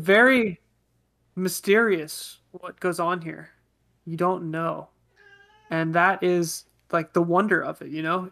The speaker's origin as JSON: {"language": "English", "area": "Bay Area", "region": "California", "country": "United States", "tie": "born or raised there", "said": "we grew up in the Bay Area"}